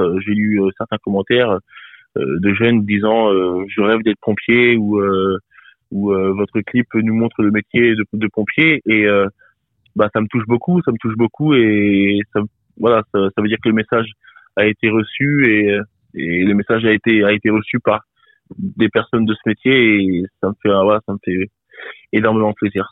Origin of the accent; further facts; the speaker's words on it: Bourges, Centre-Val de Loire, France; je viens de Bourges, et euh, donc dans le Cher, hein, dans 18 000